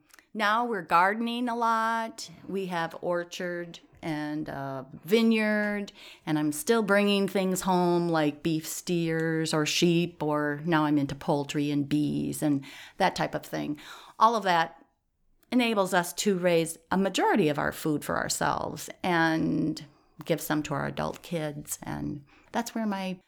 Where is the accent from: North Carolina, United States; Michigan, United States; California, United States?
Michigan, United States; Owosso; now in Watertown, United States; In Owosso, Michigan.